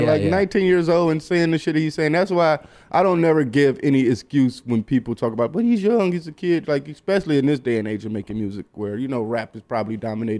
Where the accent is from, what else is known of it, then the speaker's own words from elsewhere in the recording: Midwest, United States; Like, I'm from the Midwest, so it's kind of cool to be fat.